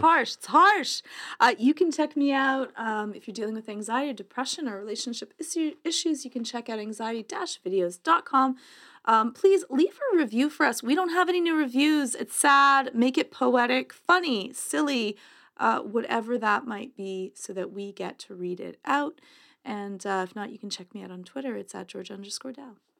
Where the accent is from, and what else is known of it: Canada; accent: Canadian